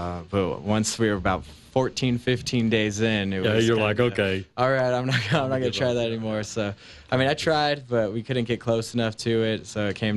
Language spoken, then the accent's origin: English; Colorado, United States; also born or lived in Kansas; I grew up locally in Colorado